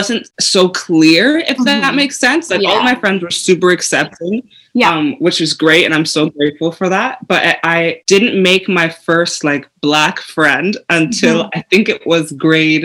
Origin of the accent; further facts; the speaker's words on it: Canada; I was born in Canada, but we're both in Canada now.